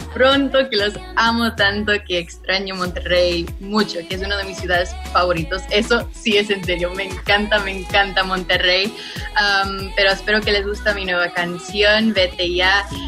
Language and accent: Spanish; Los Angeles, California, United States; aquí yo nací y he vivido aquí en Los Ángeles toda mi vida